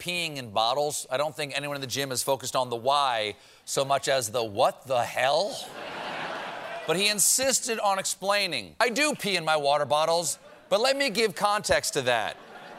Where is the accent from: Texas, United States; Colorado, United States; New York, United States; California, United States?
New York, United States; New York City; As a New Yorker myself